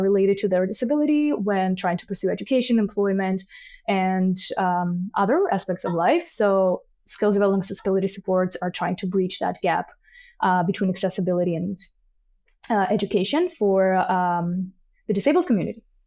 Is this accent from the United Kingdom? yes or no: no; Tbilisi, Georgia; moved away as an adult; now in Canada; I am originally from Tbilisi, Georgia, which is in, uh, Caucasus region, and I've been in Canada for a little over two and a half years now